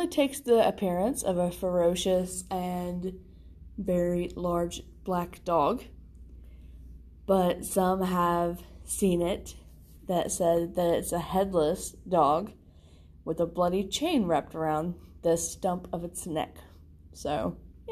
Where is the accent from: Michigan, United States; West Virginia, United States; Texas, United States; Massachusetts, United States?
West Virginia, United States; my hometown